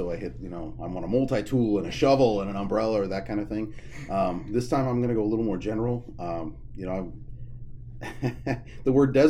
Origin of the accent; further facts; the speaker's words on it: Scottsbluff, Nebraska, United States; I grew up in Scottsbluff, in the country, about 8 miles outside of town, all paved road. So I was a country kid because I didn't live in the city limits, but we weren't farmers or anything like that.